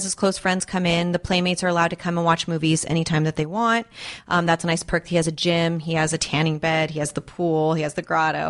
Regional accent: Valencia, California, United States; also born or lived in Las Vegas

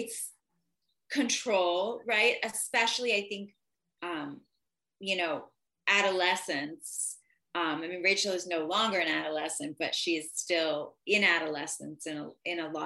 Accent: outside of Philadelphia, Pennsylvania, United States; now in Los Angeles, United States; outside of Philly, where I'm from

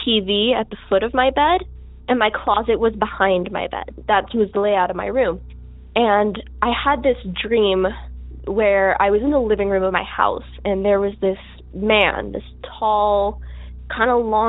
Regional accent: Las Vegas, Nevada, United States; I'm from Las Vegas. My story takes place here in Vegas. About 2018, 2019, I was about 12 years old at the time

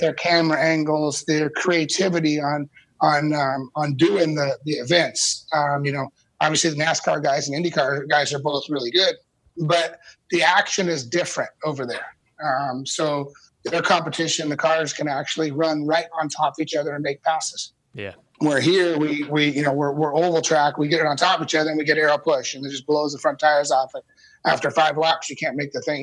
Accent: California, United States; I grew up in California

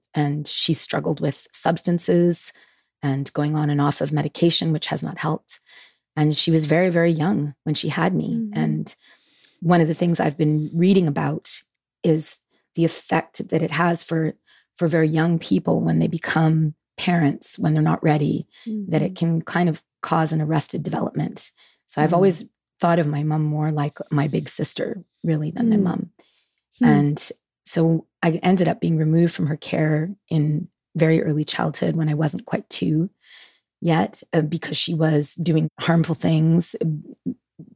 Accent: Montreal, Quebec, Canada; I was born and raised in Montreal, Quebec, Canada

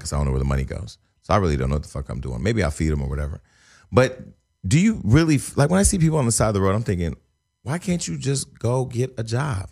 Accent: Northern California, United States; I'm from the, I'm from Northern California

